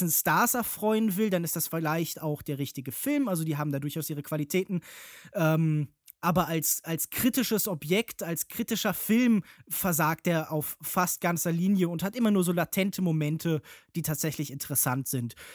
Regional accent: Cologne, North Rhine-Westphalia, Germany; Ich komme ja auch ursprünglich aus Köln

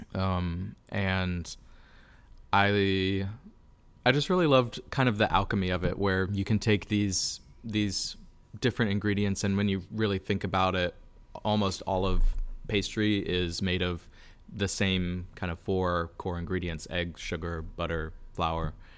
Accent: Lakeland, Florida, United States; moved away as an adult; also born or lived in New York City; I was born and raised in Lakeland.

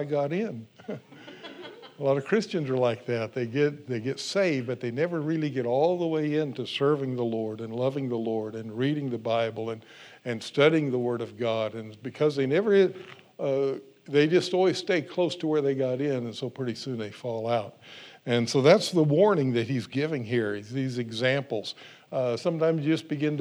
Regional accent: California, United States; I grew up in California

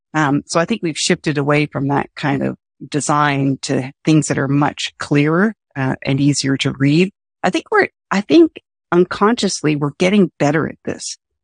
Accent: Canada; I'm Canadian

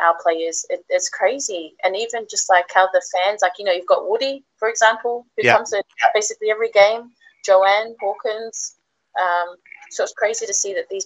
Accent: New Zealand; also born or lived in Australia; now in England; as you can tell, my accent's not from around here. I was born in New Zealand

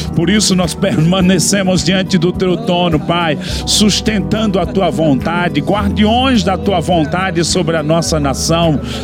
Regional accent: Brazil; mesmo sendo brasileiros

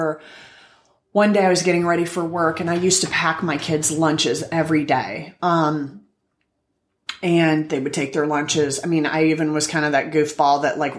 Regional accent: Iowa, United States; moved away; I'm from Iowa

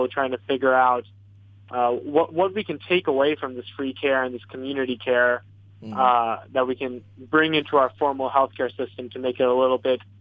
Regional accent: Houston, Texas, United States; my hometown in Houston, Texas

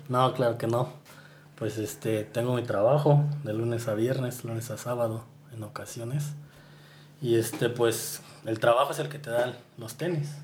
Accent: Morelia, Michoacán, Mexico; now in San Juan del Río, Mexico; En realidad no soy de San Juan del Río, soy de Morelia, pero vivo allá, en San Juan del Río

